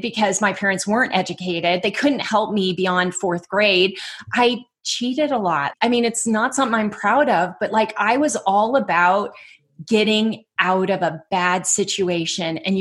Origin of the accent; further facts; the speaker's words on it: Dublin, California, United States; also born or lived in Oakland, California; I was born in Oakland, but we were in Dublin.